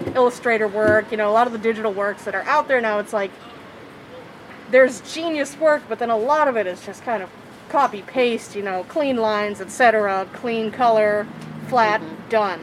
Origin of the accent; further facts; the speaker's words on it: Sanger, California, United States; also born or lived in Central Valley, California; originally Sanger, California, but I've kind of bounced all around the valley and kind of all around the central state in general, also